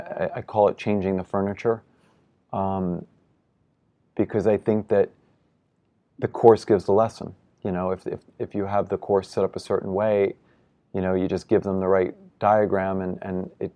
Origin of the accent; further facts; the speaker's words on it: New York, United States; But as a New Yorker, I've yet to see him compete and finish what is the most important to him.